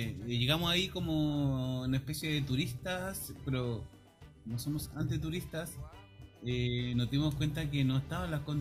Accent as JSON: {"language": "Spanish", "country": "Chile", "said": "uno piensa ah, como chileno que siempre el Pacífico va..."}